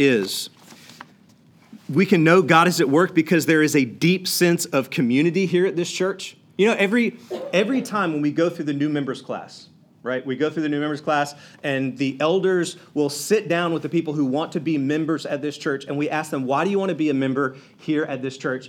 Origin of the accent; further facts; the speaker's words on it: South Georgia, United States; I'm a redneck from South Georgia